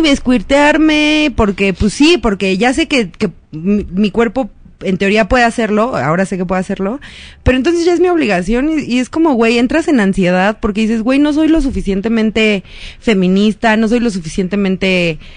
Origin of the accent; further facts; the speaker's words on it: Mexico City, Mexico; crecí en GAM